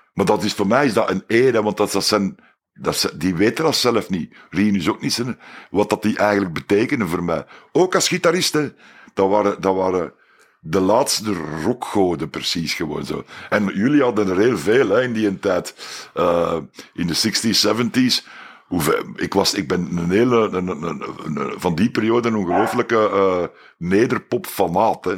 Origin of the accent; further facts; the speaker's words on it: Belgium; Wij als Belgen